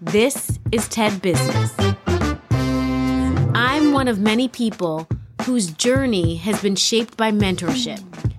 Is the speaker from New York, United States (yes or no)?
yes; New York City, New York, United States; I grew up in New York City with all those beautiful buildings around me.